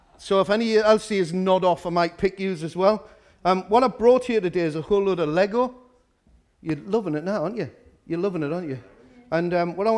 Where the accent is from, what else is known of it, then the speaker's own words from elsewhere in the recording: Newcastle upon Tyne, North East England, United Kingdom; I'm from Walker. We start very early in Walker.